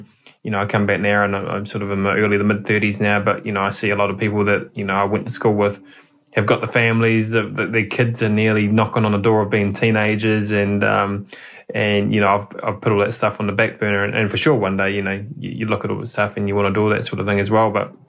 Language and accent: English; New Zealand; It's you, as a Kiwi driver, you just cannot be in a WRC.